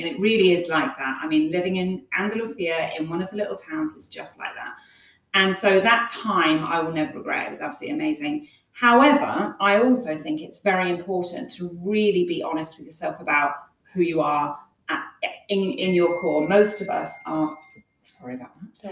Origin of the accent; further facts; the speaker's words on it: Plymouth, South West England, United Kingdom; moved away as an adult; now in Malaga, Spain; I'm from Devon in the UK, uh, right on the Cornwall border, Plymouth on the Cornwall border. So I spent my entire life up until I moved here with those amazing, beautiful beaches